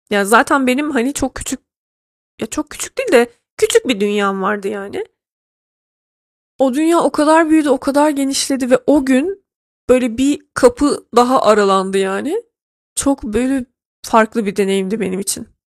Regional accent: Trabzon, Turkey; Evet görmemiştim ben 18 yaşına kadar küçük bir şehirde büyüdüm. Bir de Trabzon yani büyüdüğüm yer arkadaşlar. Onu da hesaba katın lütfen. Yani herhangi bir şehirde büyümedim ben.

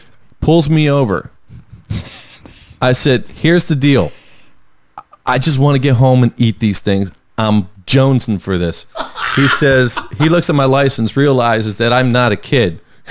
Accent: New Jersey, United States; we're from the area. We're from South Jersey.

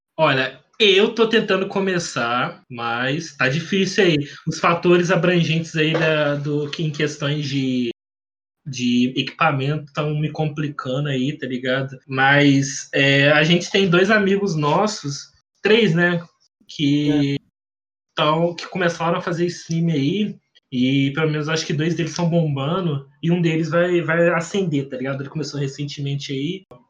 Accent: Rio de Janeiro, Brazil; eu sou carioca

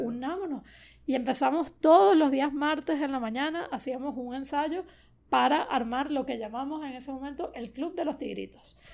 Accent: Venezuela; moved away as an adult; now in Miami, United States; mi pueblo de Latillo, que es donde crecí

